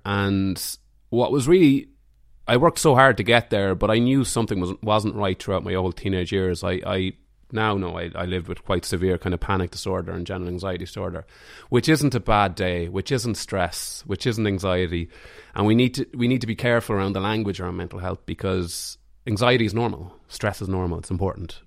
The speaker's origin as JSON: {"language": "English", "town": "Mullingar", "region": "Leinster", "country": "Ireland", "also_born_or_lived": "Dublin", "moved": "yes", "lives_now": "Greystones, Ireland", "said": "I'm from Mullingar"}